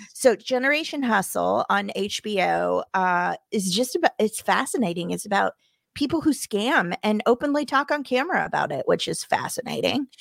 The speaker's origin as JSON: {"language": "English", "region": "Missouri", "country": "United States", "tie": "born or raised there", "moved": "yes", "said": "my home state"}